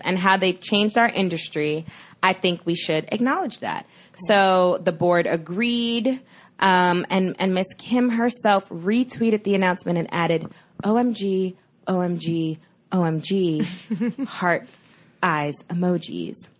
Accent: New York City, New York, United States; I'm from Brooklyn

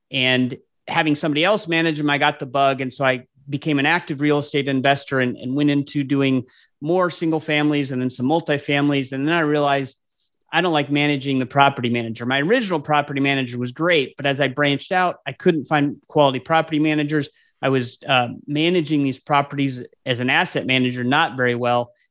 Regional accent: Anchorage, Alaska, United States; now in Columbus, United States; I grew up in Anchorage, Alaska, but I ended up uh, coming to Columbus, Ohio, where I, where I live now.

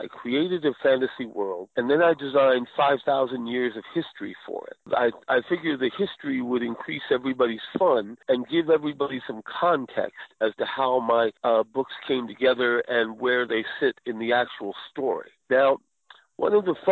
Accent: Montclair, New Jersey, United States; moved away as an adult; now in Phoenix, United States; I grew up in New Jersey, Montclair, New Jersey, though I'm living now in Phoenix, Arizona

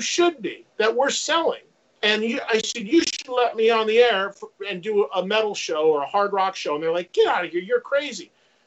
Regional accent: New Jersey, United States; my hometown in New Jersey has three colleges in it

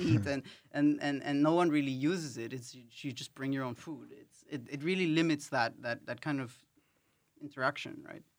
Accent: Paris, Île-de-France, France; moved away as an adult; also born or lived in Ecuador / United Kingdom; now in Netherlands; I grew up in Paris and I've lived in the U K for some time.

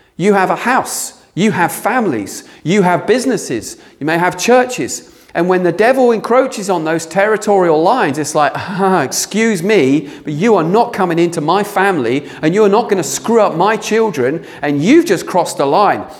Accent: England, United Kingdom; we're very English, aren't we? We're very British

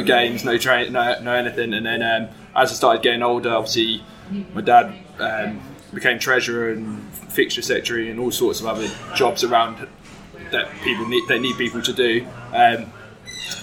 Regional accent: Newmarket, East of England, United Kingdom; I grew up in Newmarket

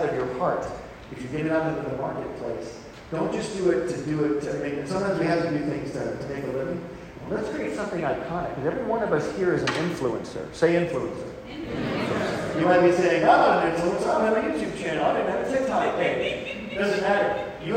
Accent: Michigan, United States; moved away as an adult; I'm from Michigan, and I grew up in a magical era known as the 1970s.

